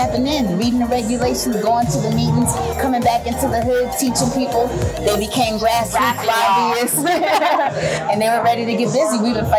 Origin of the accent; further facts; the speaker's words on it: Los Angeles, California, United States; I come from South Central LA, raised in the Crenshaw, Baldwin Hill area. So, I qualified because of my zip code.